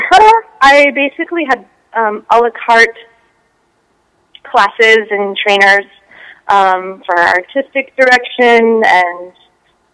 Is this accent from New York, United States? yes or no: no; California, United States; I was born and raised in California